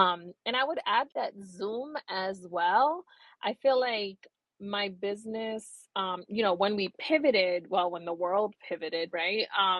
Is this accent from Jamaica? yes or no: no; Puerto Rico; So I am from Puerto Rico. I was born in Puerto Rico, and I spent my summers there.